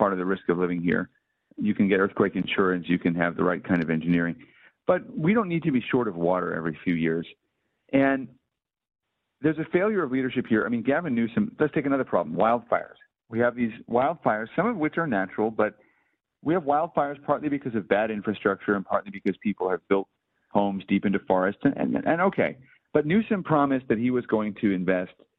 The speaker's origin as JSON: {"language": "English", "town": "Skokie", "region": "Illinois", "country": "United States", "tie": "born or raised there", "said": "I grew up in Skokie, which is just down the road from Highland Park."}